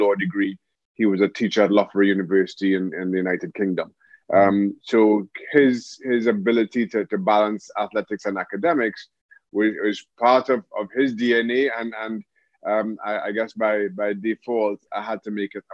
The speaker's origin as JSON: {"language": "English", "region": "Diego Martin", "country": "Trinidad & Tobago", "tie": "born or raised there", "also_born_or_lived": "England", "moved": "yes", "said": "Grew up in Diego Martin, played football all my life, St. Mary's College"}